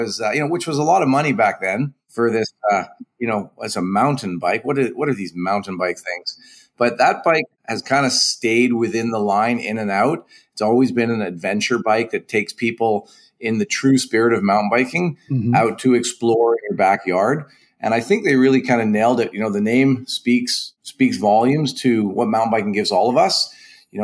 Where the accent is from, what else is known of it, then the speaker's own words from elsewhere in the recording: Victoria, British Columbia, Canada; now in North Vancouver, Canada; I grew up in Victoria, which is just across the pond. I live in North Shore, North Vancouver right now